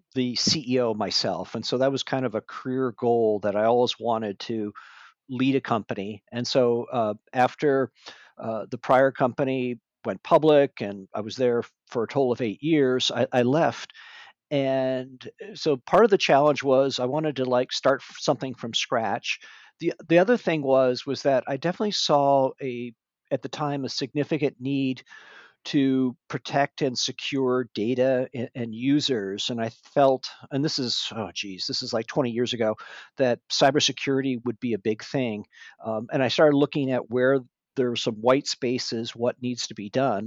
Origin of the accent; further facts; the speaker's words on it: Michigan, United States; moved away as an adult; now in Northern California, United States; I grew up in Michigan